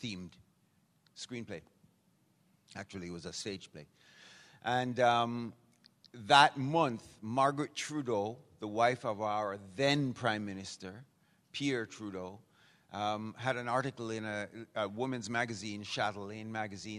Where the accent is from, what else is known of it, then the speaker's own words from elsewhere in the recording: Jamaica; accent: Jamaican; moved away; also born or lived in Vancouver; what's that accent? And I go, Jamaican.